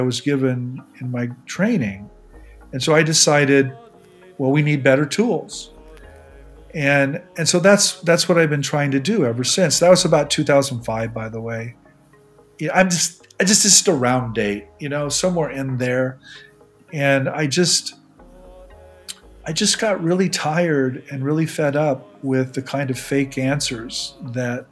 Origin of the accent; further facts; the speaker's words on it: Nebraska, United States; moved away; I grew up in Nebraska